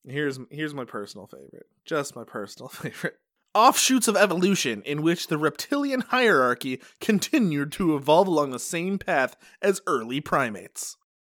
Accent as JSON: {"language": "English", "town": "Utica", "region": "New York", "country": "United States", "said": "I'm from Utica"}